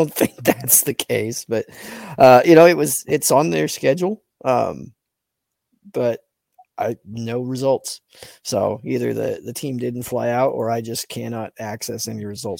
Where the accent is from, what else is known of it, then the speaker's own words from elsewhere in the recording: Springfield, Oregon, United States; In my hometown of Springfield, Oregon.